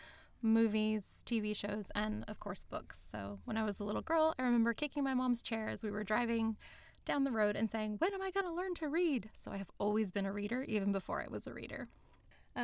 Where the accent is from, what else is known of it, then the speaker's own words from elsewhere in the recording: United States; moved away as an adult; now in Sydney, Australia; I'm an American. I've lived in Sydney for the last 15 years.